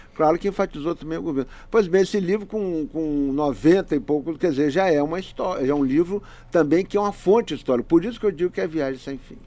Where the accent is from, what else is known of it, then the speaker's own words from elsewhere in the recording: Espírito Santo, Brazil; nós somos capixabas